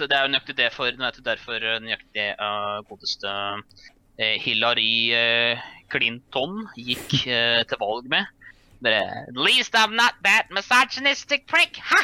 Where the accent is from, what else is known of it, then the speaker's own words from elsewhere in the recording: Norway; jeg kommer jo fra Norge